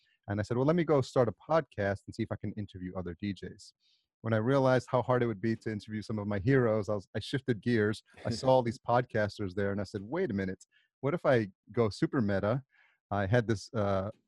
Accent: New York, United States; also born or lived in El Salvador / Atlanta; I was born in El Salvador and I was raised in New York

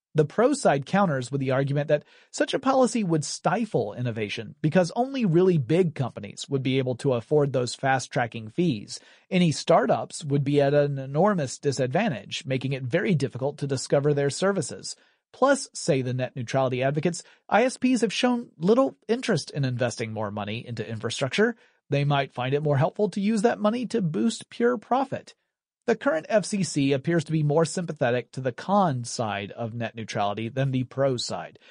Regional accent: Georgia, United States; That's a small town in my home state

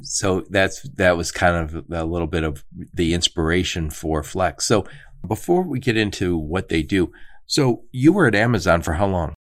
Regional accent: suburbs of Detroit, Michigan, United States; I'm from the suburbs of Detroit

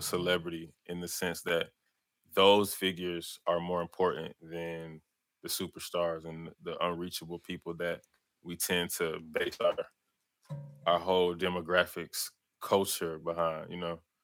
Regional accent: Atlanta, Georgia, United States; born or raised there

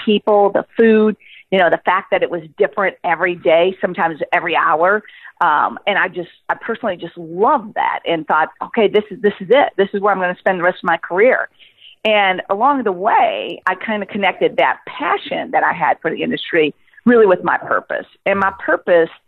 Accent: Chicago, Illinois, United States; I'm from Chicago

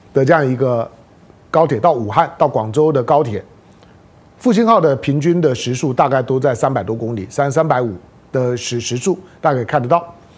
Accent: Taiwan; 那做身为的台湾人，我也是在台湾土生土长的台湾人

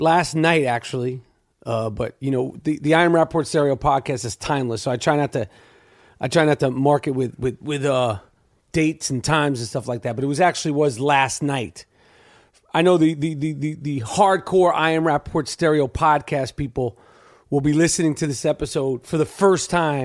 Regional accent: New York City, New York, United States; where I grew up on the Upper East Side

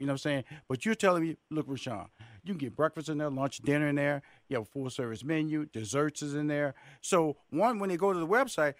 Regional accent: Houston, Texas, United States; We come from Houston, Texas, and I heard about this place, and my wife, she's a tea junkie.

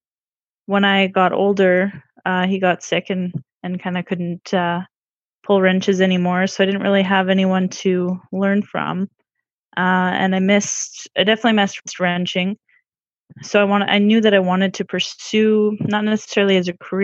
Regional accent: Manitoba, Canada; I'm from Manitoba, Canada.

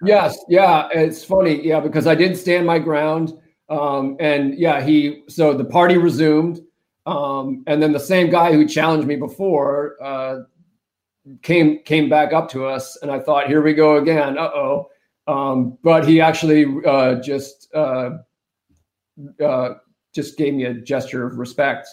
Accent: New Hampshire, United States; moved away; I take Nataki to my home state of New Hampshire

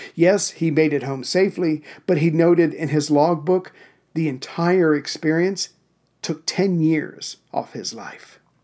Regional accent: South Carolina, United States; also born or lived in Central Virginia; now in Virginia, United States; South Carolina, my home state

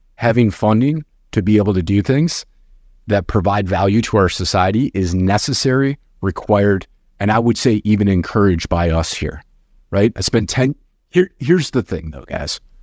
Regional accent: outside of Detroit, Michigan, United States; I grew up very poor outside of Detroit

